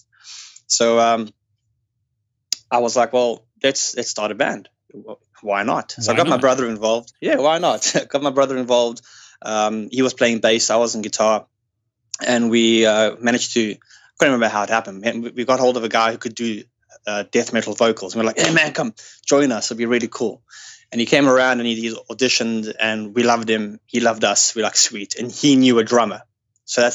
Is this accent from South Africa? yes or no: yes; South Africa; moved away as an adult; now in United Kingdom; I am from South Africa